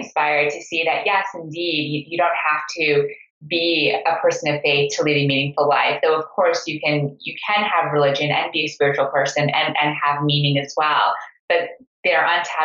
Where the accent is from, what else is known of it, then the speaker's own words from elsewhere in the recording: Montreal, Quebec, Canada; I grew up in Montreal in a Sufi meeting house that my parents administered.